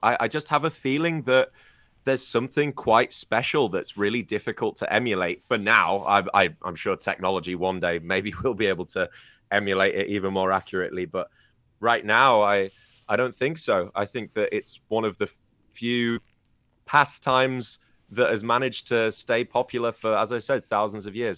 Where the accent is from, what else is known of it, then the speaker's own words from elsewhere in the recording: Scarborough, Yorkshire and the Humber, United Kingdom; my hometown. Um, my, yeah, yeah, Scarborough